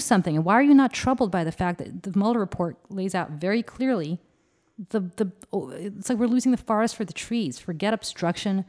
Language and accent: English; United States; as an American